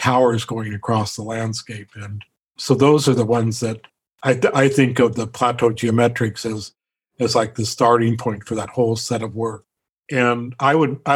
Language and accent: English; Omak, Washington, United States; When I grew up in Omak